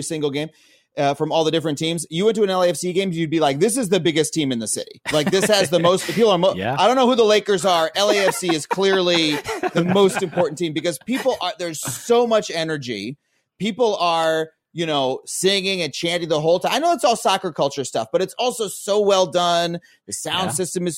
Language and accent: English; East Long Island, New York, United States; moved away as an adult; now in Los Angeles, United States; I'm from farm country, East Long Island